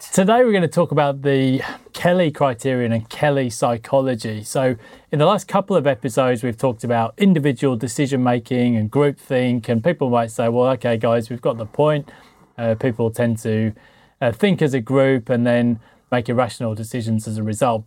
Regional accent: United Kingdom; I'm British

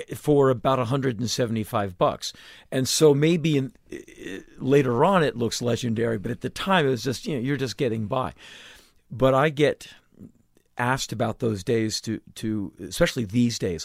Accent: United States; being an American

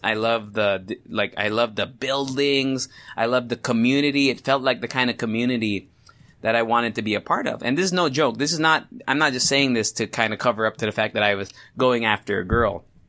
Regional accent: Philippines; I'm Asian, I am Filipino

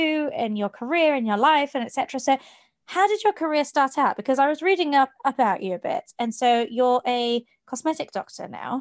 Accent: Geneva, Switzerland; I refused to speak English to my mum because growing up in Geneva, she was like the black sheep. Everybody else spoke French

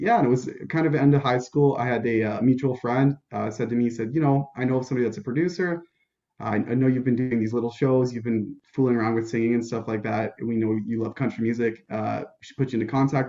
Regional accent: Waterloo, Ontario, Canada; So I was born and bred in Waterloo. I've moved one time in my life. We moved a block, so we stayed within Waterloo

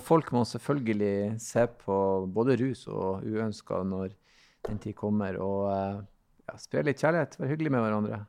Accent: Northern Norway, Norway; bruker jo reise til Syden, som vi sier nordpå

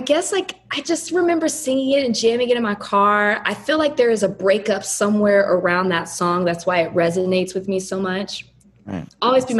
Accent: Southern United States, United States; You know, I'm from the South country.

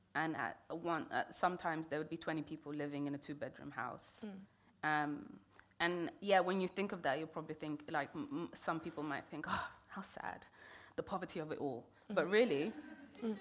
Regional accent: London, United Kingdom; also born or lived in Kenya; I grew up in London

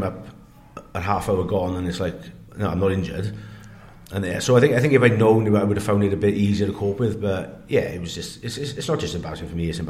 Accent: Wales, United Kingdom; You know, I didn't look like people would expect to look like as a Welsh prop.

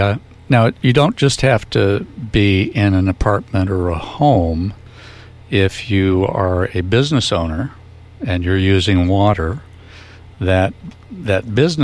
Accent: Shell Beach, California, United States; I hail from Shell Beach when it was a separate town.

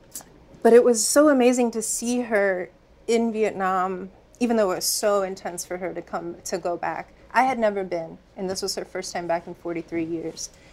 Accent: Virginia, United States; I grew up in Virginia

